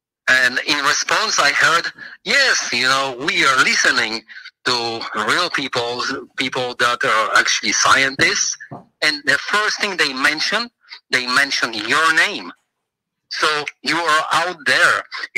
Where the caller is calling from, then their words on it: Pennsylvania, United States; I'm from Pennsylvania.